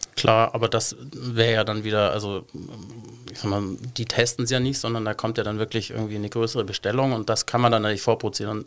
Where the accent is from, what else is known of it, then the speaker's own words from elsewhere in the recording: Munich, Bavaria, Germany; moved away as an adult; now in Cologne, Germany; ich bin eigentlich Münchner